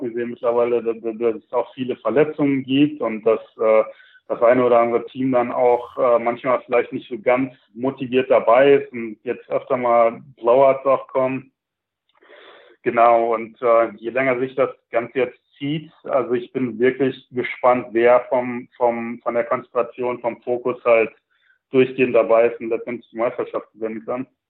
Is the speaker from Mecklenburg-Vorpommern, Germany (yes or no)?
no; Sauerland, North Rhine-Westphalia, Germany; moved away as an adult; also born or lived in Milwaukee, United States; now in Charlotte, United States; ich bin halt im Sauerland aufgewachsen, ähm, bin 2000 circa in die USA rübergezogen